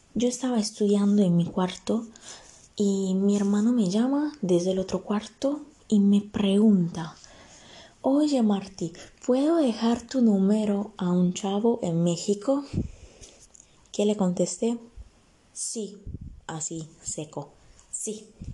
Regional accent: Italy; Spanish is a second language; Yo nací en Italia, vivo acá en Italia

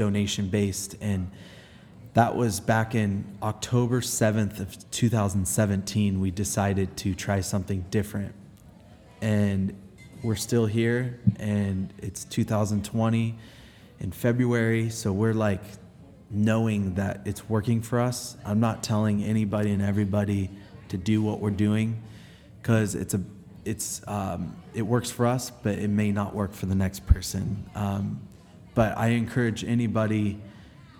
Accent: Los Angeles, California, United States; growing up in Los Angeles

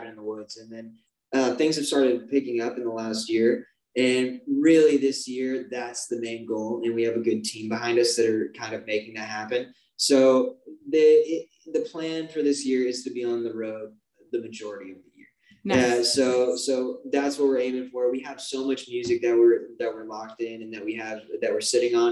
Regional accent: Arizona, United States; being from Arizona

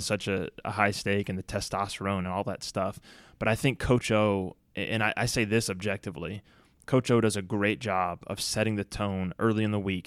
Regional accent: Baton Rouge, Louisiana, United States; when I grew up in Baton Rouge

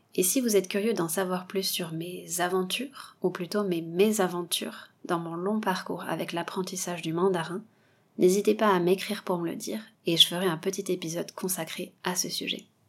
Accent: south-west France, France; moved away; also born or lived in Bordeaux / Taiwan; je viens du sud-ouest de la France

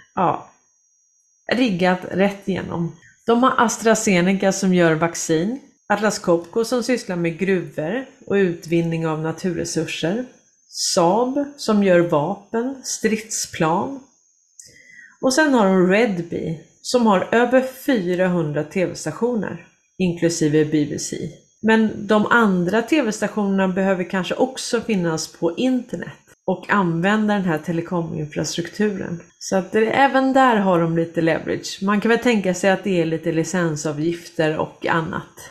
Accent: Sweden; vi kommer skämmas som svenskar

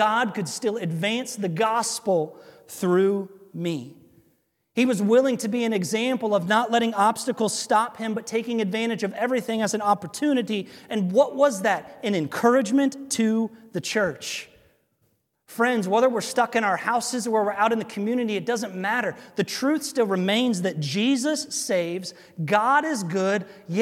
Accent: United States; before I'm an American, I'm a Christian

